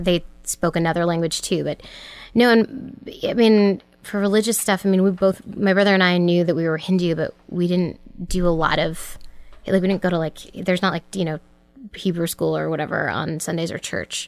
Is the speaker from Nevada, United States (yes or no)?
no; Cambridge, Massachusetts, United States; also born or lived in Weston, Massachusetts; I grew up in Cambridge, Massachusetts